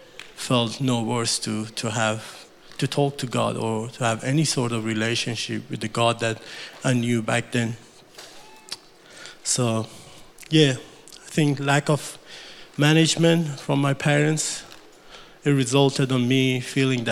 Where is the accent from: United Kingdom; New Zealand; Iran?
Iran; English is a second language; moved away as an adult; now in Australia; On April 1989, I was born in Iran to a fairly large Muslim family